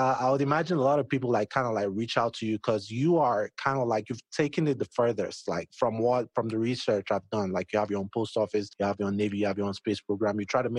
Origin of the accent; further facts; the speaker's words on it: Nigeria; I'm Nigerian myself